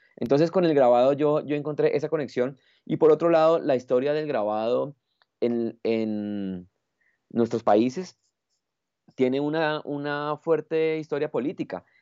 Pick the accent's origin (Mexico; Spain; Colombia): Colombia; also born or lived in Bogotá; es un privilegio como colombiano